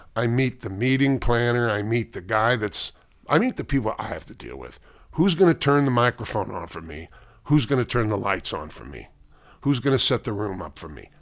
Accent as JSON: {"language": "English", "town": "St. Louis", "region": "Missouri", "country": "United States", "tie": "born or raised there", "said": "I grew up in South Saint Louis"}